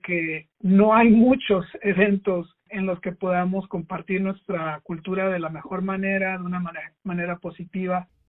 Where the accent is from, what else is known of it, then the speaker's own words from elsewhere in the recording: Mexico; now in Logan, United States; siendo hispano, siendo de origen mexicano, un, inmigrante